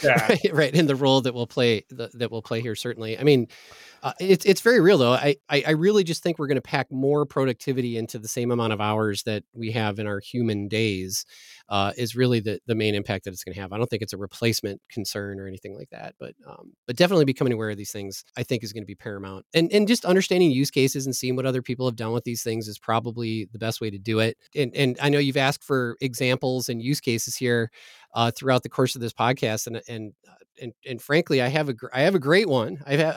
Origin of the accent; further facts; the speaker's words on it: Green Bay, Wisconsin, United States; born there; I was born in Green Bay, Wisconsin, so I think we're supposed to be professional football fans.